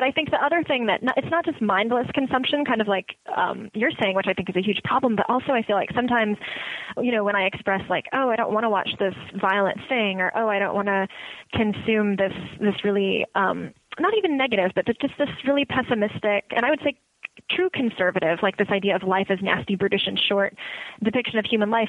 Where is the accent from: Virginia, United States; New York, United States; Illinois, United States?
Illinois, United States; Woodridge; Like I grew up in Woodridge, Illinois, and there were very few woods and no discernible ridge.